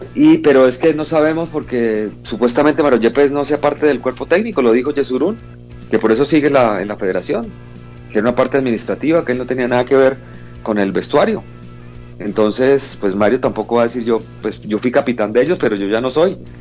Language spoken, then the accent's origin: Spanish; Bucaramanga, Santander, Colombia; also born or lived in Calamar, Bolívar; pero nací en Calamar Bolívar, un lugar que quiero mucho también, pero obviamente en Bucaramanga fue donde estudié, crecí todo